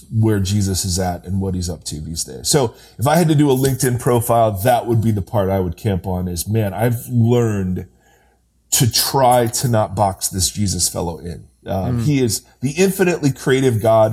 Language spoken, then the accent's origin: English; Ohio, United States; moved away as an adult; also born or lived in California; now in Brentwood, United States; I'm an Ohio kid. So I grew up in Ohio, Midwest